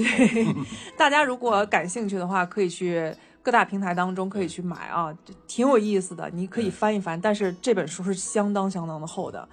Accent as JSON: {"language": "Chinese", "country": "China", "said": "虽然我们那头身在法国，但是我们身为中国人"}